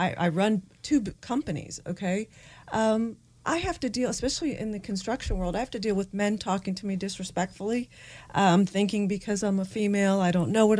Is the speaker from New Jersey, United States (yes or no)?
no; North Carolina, United States; As a young girl, I grew up in North Carolina. My dad from Italy.